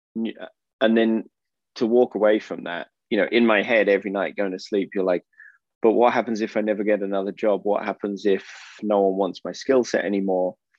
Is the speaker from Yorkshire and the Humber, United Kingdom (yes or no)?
no; Oxford, South East England, United Kingdom; moved away as an adult; also born or lived in Finland / France / Austria / United States; now in Portugal; I'm from England. I was born um, in Oxford, and I lived in the UK for around 18 years